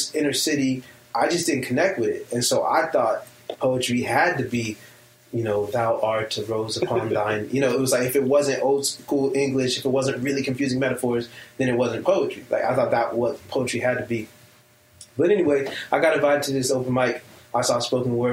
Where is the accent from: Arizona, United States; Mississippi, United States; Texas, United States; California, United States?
California, United States; Long Beach; born and raised in Long Beach, California, under the influence of hip-hop.